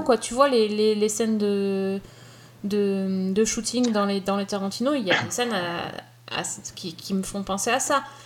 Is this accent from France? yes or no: yes; France; chez nous en France